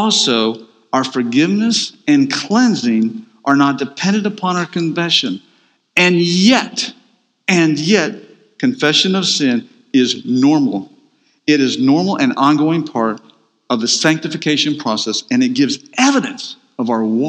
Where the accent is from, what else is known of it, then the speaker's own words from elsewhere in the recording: Atlanta, Georgia, United States; I'm from Atlanta, Georgia.